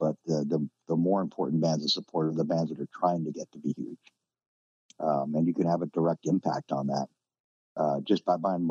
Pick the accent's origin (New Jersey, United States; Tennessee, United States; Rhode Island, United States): New Jersey, United States; now in North Carolina, United States; where I grew up in New Jersey.